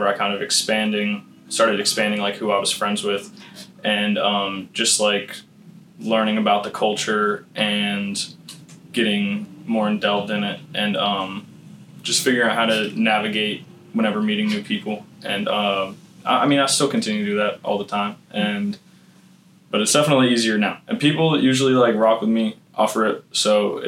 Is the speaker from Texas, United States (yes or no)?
no; Boiling Springs, Pennsylvania, United States; I'm from Boiling Springs. Not Carlisle. Boiling Springs